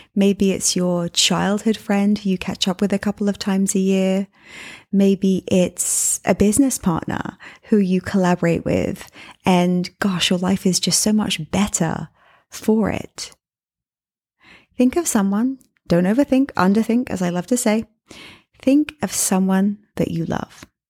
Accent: England, United Kingdom; also born or lived in New York City; now in Miami, United States; I'm from England

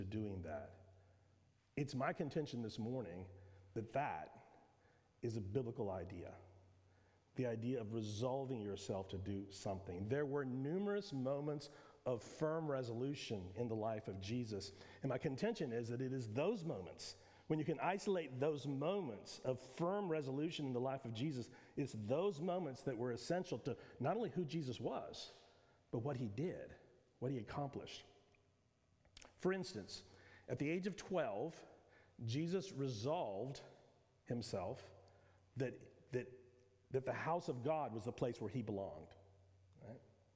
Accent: Pasadena, Texas, United States; also born or lived in McAllen, Texas; My whole life I grew up in Pasadena, Texas

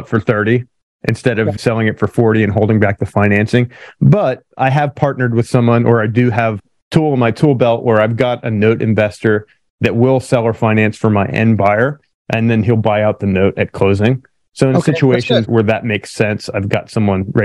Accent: Pennsylvania, United States; now in California, United States; I grew up in Pennsylvania originally

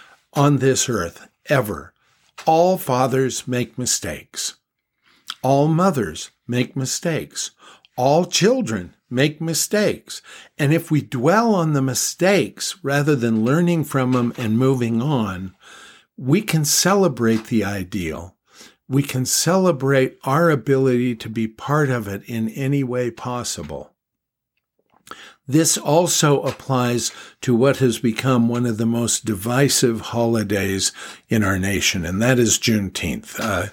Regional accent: Los Angeles, California, United States; I grew up in Los Angeles, California, and we celebrated American holidays, United States of America holidays.

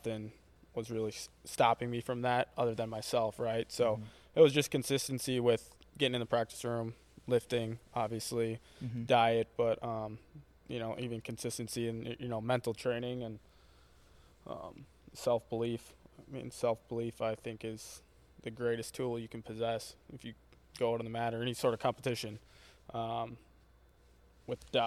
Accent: Hartford, Wisconsin, United States; moved away as an adult; also born or lived in Central Michigan / Parkside; my area of Hartford, my hometown

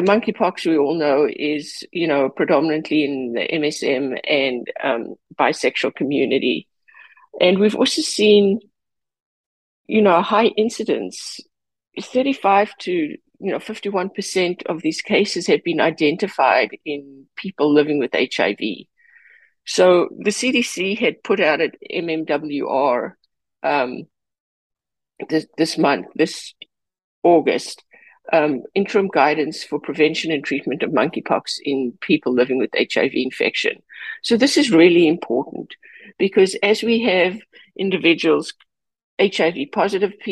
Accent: California, United States; I am a Californian

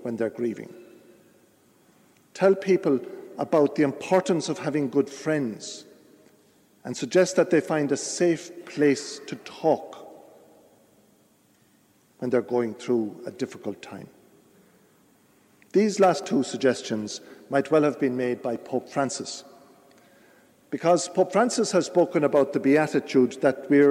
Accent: Ireland; we Irish people

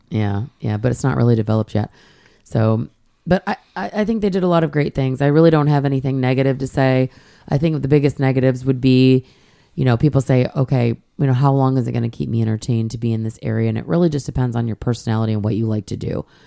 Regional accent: Michigan, United States; moved away; also born or lived in Hilton Head Island, South Carolina; I grew up in Michigan

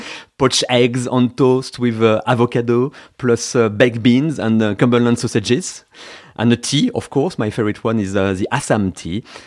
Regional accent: Paris, Île-de-France, France; now in United Kingdom; I am an ex-Parisian and I now live in a town of sixty thousand inhabitants in the U K, west of London.

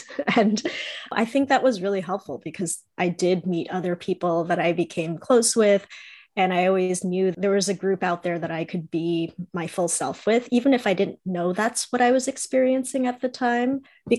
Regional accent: New York City, New York, United States; also born or lived in Long Island, New York; I grew up in New York. I was born in Queens, and my parents were part of the diaspora that came to the United States in like the 60s and 70s from Taiwan.

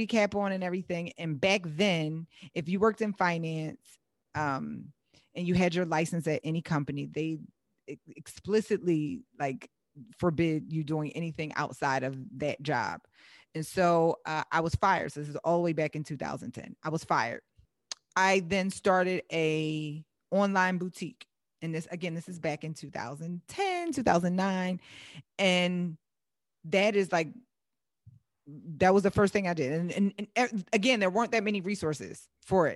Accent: Philadelphia, Pennsylvania, United States; moved away as an adult; now in Southern California, United States; I live in Southern California, but I invest in Philadelphia. I'm originally from Philadelphia

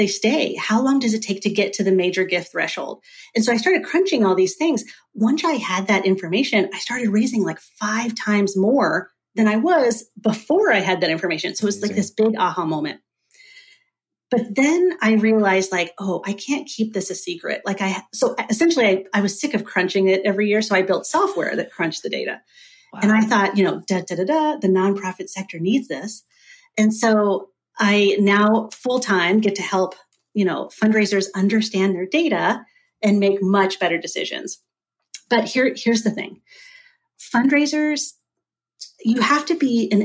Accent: Dayton, Ohio, United States; now in Oregon, United States; I'm originally from Dayton, Ohio. Now I live in Oregon

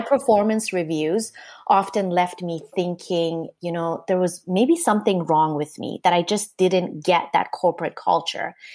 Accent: Canada; also born or lived in Japan; I'm Canadian

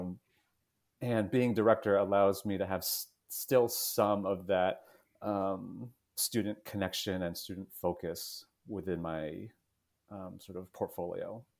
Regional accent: New Jersey, United States; I grew up in New Jersey, about half an hour west of New York City.

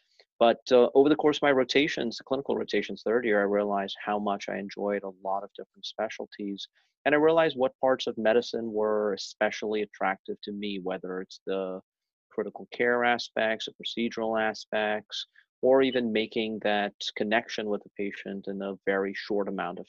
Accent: India; also born or lived in Middle East / Chicago; now in United States; So I grew up in part of my life in India, part of it in the Middle East, then in Chicago.

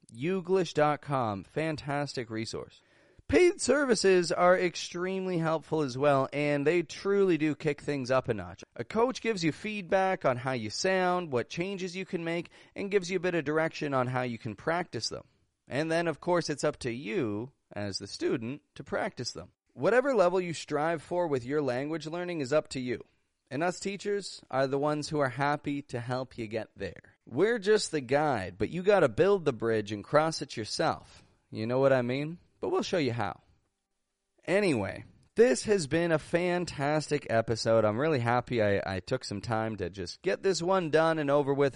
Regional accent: Toronto, Ontario, Canada; I'm an American accent coach from Toronto, Canada

